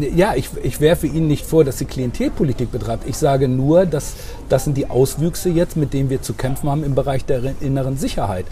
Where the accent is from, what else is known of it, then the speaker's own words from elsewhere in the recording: Drakenburg, Lower Saxony, Germany; Ich komme ja nun aus Niedersachsen, auf dem Dorf großgewachsen, in einer sozialdemokratischen Familie Drakenburg bei Drakenburg